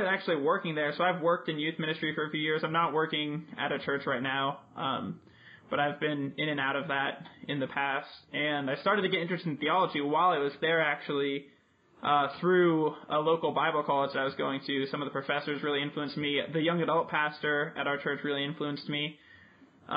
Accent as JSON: {"language": "English", "town": "Albuquerque", "region": "New Mexico", "country": "United States", "also_born_or_lived": "Maryland", "said": "I'm from Albuquerque, New Mexico"}